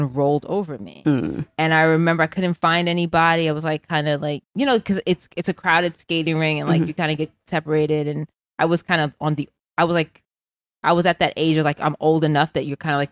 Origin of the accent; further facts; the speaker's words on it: New York City, New York, United States; moved away as an adult; And so I grew up in the Bronx, New York